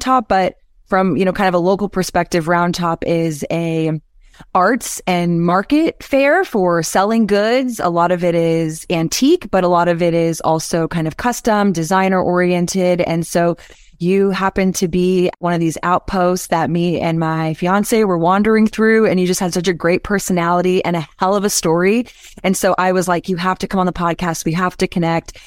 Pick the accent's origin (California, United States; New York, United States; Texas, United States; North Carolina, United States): Texas, United States; I am from Texas